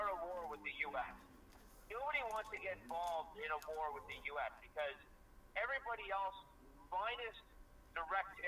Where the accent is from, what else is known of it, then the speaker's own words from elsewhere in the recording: Canada; as a Canadian, as it stands right now, I am absolutely embarrassed to call myself a Canadian anymore